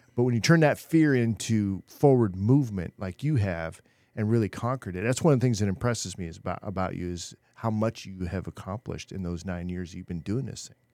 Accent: Chico, California, United States; moved away; I was born Chico

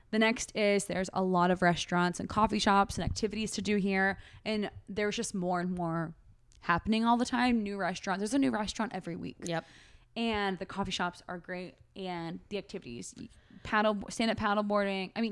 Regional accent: California, United States; now in Austin, United States; like I feel like people can tell I'm from California when when we talk

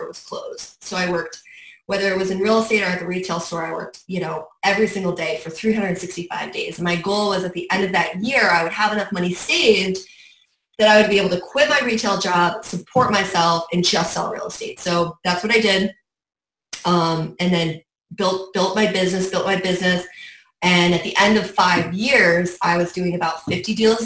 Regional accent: Saratoga Springs, New York, United States; moved away as an adult; also born or lived in Miami; I have been born and raised in Saratoga Springs. Grew up there, was born in Saratoga Hospital, went to Saratoga High

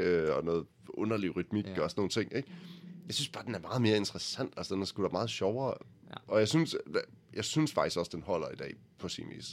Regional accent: Jutland, Denmark; Vi kommer begge to fra Jylland

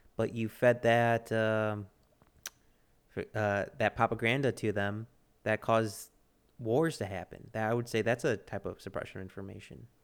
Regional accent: Texas, United States; I'm a Texan and, and American

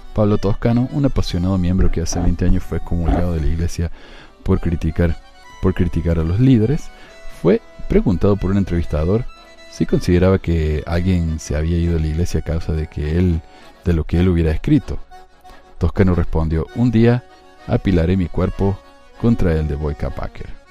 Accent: Spain; un miembro converso español

